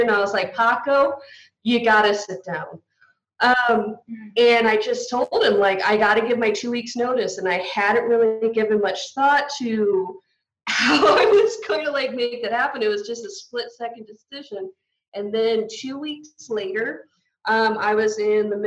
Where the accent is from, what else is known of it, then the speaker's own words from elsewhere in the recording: United States; I'm from the States